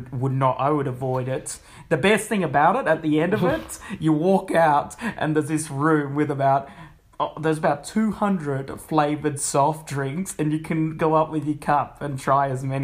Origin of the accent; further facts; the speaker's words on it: Australia; because I'm Australian